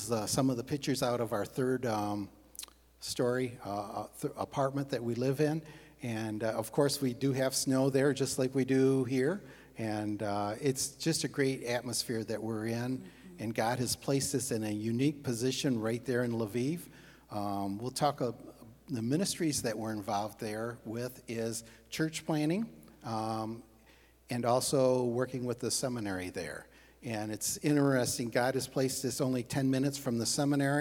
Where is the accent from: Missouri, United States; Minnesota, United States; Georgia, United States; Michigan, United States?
Michigan, United States; Breckenridge; moved away as an adult; also born or lived in Lutsk, Ukraine; now in Ukraine; I grew up in Breckenridge, both from farming communities